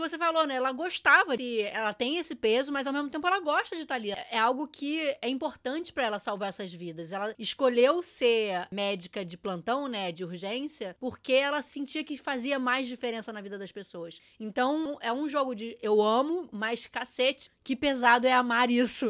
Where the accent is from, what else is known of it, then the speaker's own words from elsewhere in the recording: Brazil; somos brasileiros brasileiros